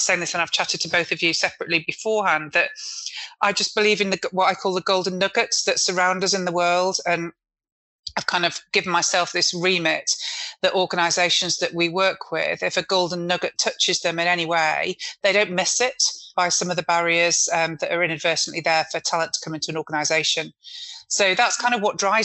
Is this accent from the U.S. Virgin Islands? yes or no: no; Manchester, North West England, United Kingdom; I'm a Mancunian